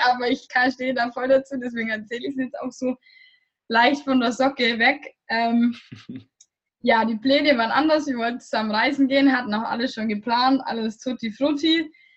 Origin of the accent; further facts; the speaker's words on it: Germany; moved away; ich komme aus Deutschland